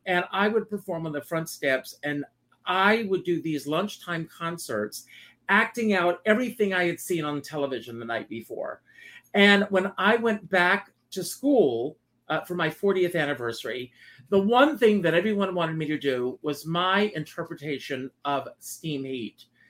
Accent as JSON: {"language": "English", "town": "Myrtle Beach", "region": "South Carolina", "country": "United States", "tie": "born or raised there", "moved": "as an adult", "said": "Growing up for me in South Carolina"}